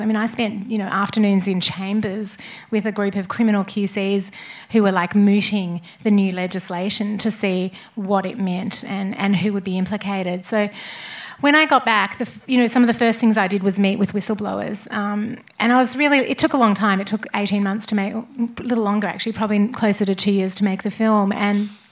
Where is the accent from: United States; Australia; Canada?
Australia; moved away; no matter where I live in the world, I'm Australian and proudly Australian